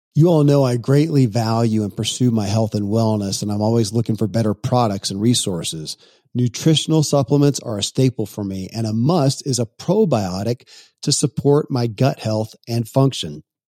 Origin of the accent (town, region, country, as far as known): Kentucky, United States; born or raised there